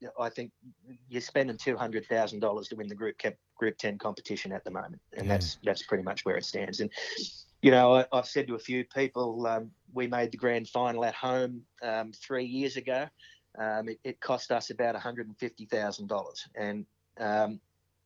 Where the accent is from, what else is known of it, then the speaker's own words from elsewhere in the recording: Cowra, New South Wales, Australia; when we were growing up in Cowra, it was cricket in the summer, footy in the winter